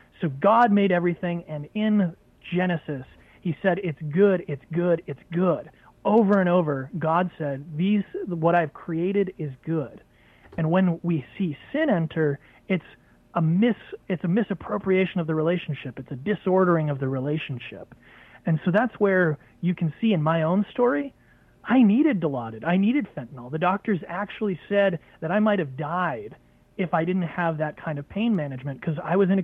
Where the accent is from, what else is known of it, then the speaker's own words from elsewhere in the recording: New Hampshire, United States; I moved back to my home state of New Hampshire